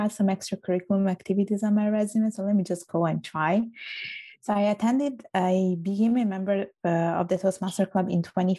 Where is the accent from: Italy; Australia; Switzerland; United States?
Italy; Palermo, Sicily; born or raised there; accent: strong Italian accent; English is a second language; moved away as an adult; also born or lived in Vigevano, Italy / England; now in Montreal, Canada